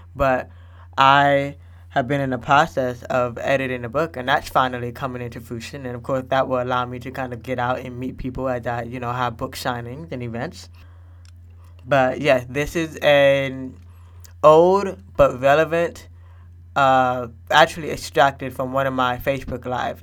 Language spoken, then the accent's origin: English; Florida, United States; moved away as an adult; also born or lived in Fort Lauderdale, Florida / Washington D.C. / Nashville area, Tennessee; now in Nashville, United States; I was born in Florida. I pretty much grew up in Florida.